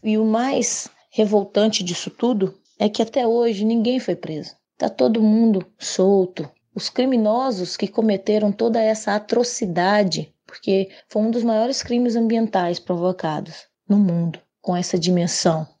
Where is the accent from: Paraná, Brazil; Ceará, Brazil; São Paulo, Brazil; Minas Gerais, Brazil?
Minas Gerais, Brazil; sou do estado de Minas Gerais e pertenço ao povo Krenak do estado de Minas